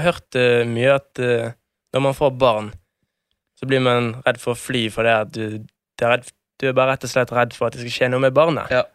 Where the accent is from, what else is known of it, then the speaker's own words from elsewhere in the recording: Bergen, Vestland, Norway; moved away as an adult; now in Oslo, Norway; nesten ikke vært hjemme i Bergen